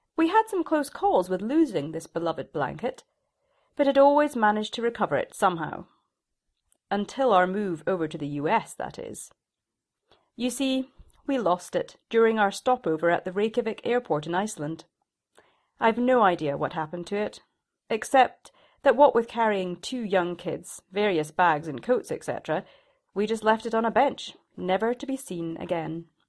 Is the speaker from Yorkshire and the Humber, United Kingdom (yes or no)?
no; Shetland, Scotland, United Kingdom; moved away; I was from Shetland. My mother had been a knitwear designer